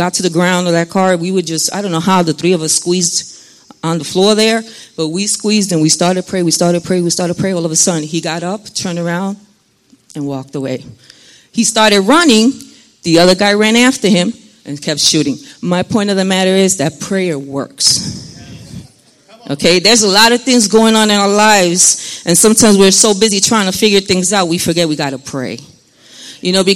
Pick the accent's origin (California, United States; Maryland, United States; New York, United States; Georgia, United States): New York, United States; New York City; moved away as an adult; now in New Jersey, United States; I was born and raised in New York City